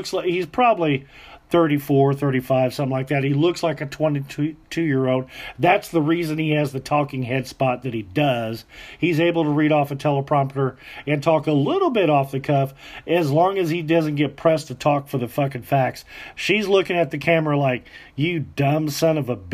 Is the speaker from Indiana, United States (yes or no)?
yes; Southern Indiana, United States; We grew up here in Southern Indiana together.